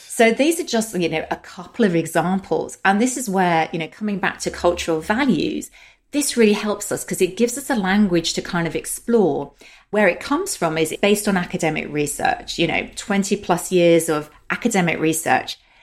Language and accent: English; London, United Kingdom; accent: British; also born or lived in Germany / Russia; my accent is British and I'm based in London, the U K. And I have lived here most of my life